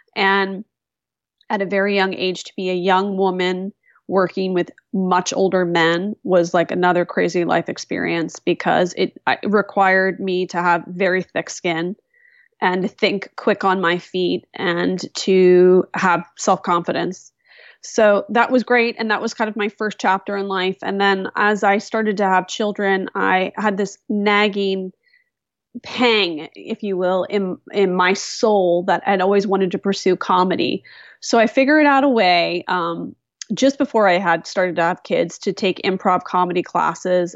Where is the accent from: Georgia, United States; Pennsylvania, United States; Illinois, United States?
Pennsylvania, United States; West Chester; moved away; also born or lived in Phoenixville, Pennsylvania; raised in a town called Westchester, Pennsylvania, which is a suburb of Philadelphia